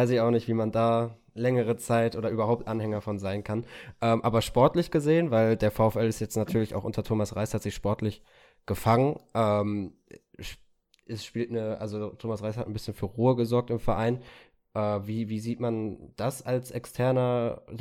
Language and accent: German; Bochum, North Rhine-Westphalia, Germany; gerade als {S1} Bochumer. {S0} Ja. Äh, da ist, wird Pessimismus direkt äh, mit ins Blut gespritzt bei der Geburt, äh, bei den Bochumer und Bochumerinnen.